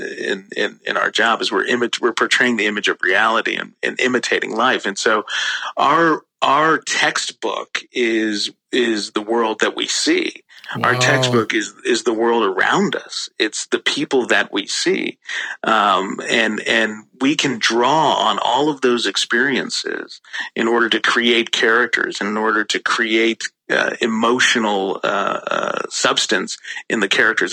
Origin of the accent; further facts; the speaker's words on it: Washington, District of Columbia, United States; also born or lived in Kampala, Uganda; growing up in Washington, D.C.